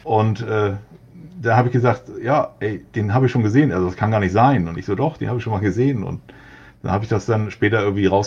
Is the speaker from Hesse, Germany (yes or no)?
no; Hamburg, Germany; Ja, also ich komme aus Hamburg, äh, bin hier geboren, äh, lebe hier und bleibe hier auch.